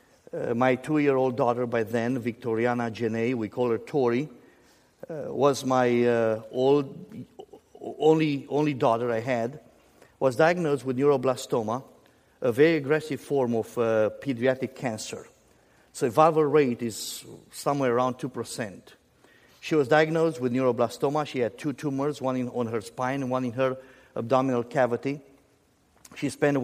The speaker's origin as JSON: {"language": "English", "country": "United States", "said": "as an American also"}